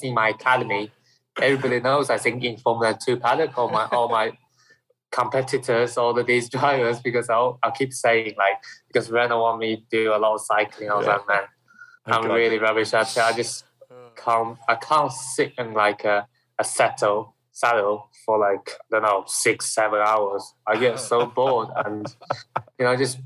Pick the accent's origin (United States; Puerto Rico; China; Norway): China; Shanghai; now in United Kingdom; where I'm coming from Shanghai area, and in China